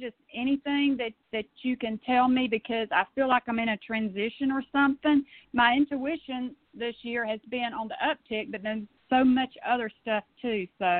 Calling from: Georgia, United States; I'm calling from Georgia.

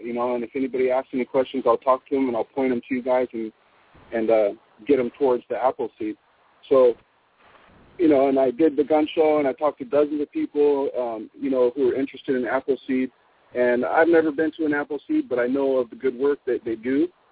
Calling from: Ventura, California, United States; I'm calling from California

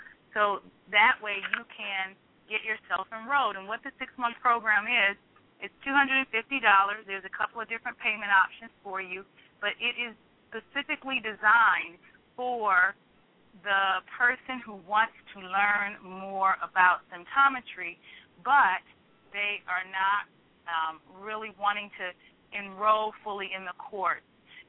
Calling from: Greensboro, United States; I'm calling from Greensboro.

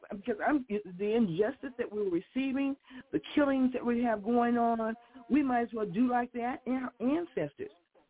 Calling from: Chicago, Illinois, United States; Well, good morning to all. And this is … here in Chicago, Illinois.

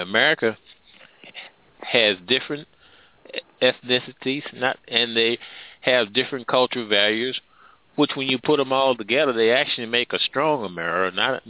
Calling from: Midwest, United States; I'm calling from the Midwest.

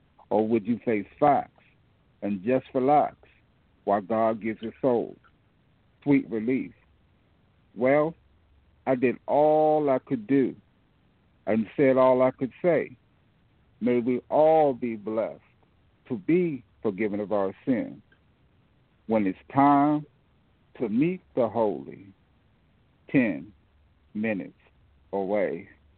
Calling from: Fort Washington, Maryland, United States; I'm from Fort Washington. I live in Fort Washington, Maryland.

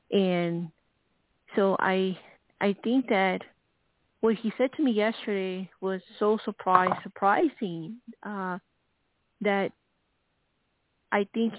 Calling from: Arizona, United States

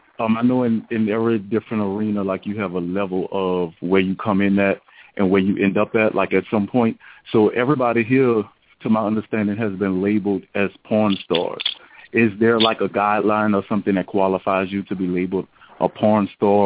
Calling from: Atlanta, Georgia, United States; I'm calling from Atlanta, right?

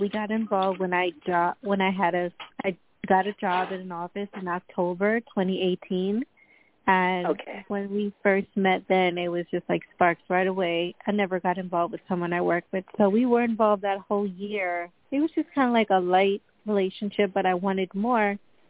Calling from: Long Island, New York, United States; Hi, New York, Long Island, New York.

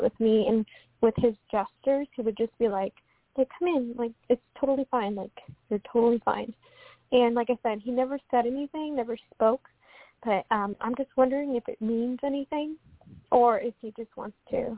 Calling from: Washington, United States; From Washington State. Thank you so much for taking my call.

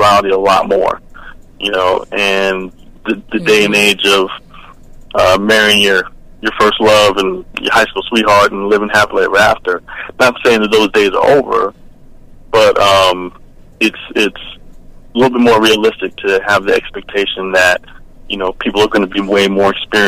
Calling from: Atlanta, Georgia, United States

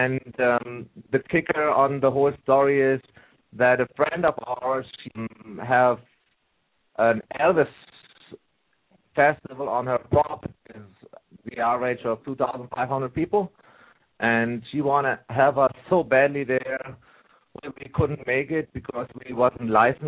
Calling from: Edmonton, Alberta, Canada; I'm calling from Canada. I got a long time to you guys, I guess.

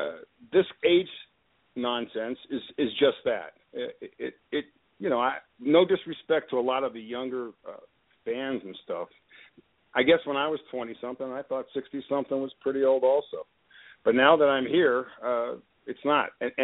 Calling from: Denver, Colorado, United States; I'm calling from Denver.

